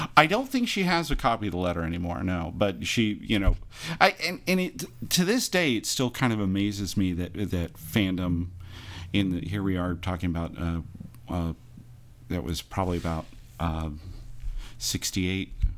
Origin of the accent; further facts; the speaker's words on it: Imperial Beach, California, United States; growing up in Imperial Beach